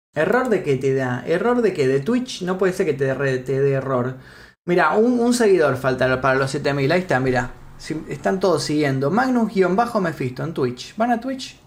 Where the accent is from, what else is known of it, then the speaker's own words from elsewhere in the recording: Argentina; Yo también nací en Argentina. También nací acá en Argentina